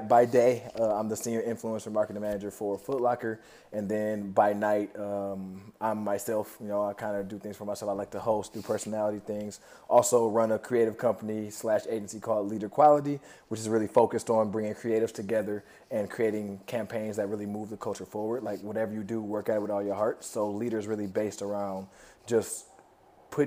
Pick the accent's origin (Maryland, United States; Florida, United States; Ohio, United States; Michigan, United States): Michigan, United States; Flint; moved away as an adult; now in New York City, United States; I'm originally from Flint, Michigan, born and raised. I moved to New York City about five years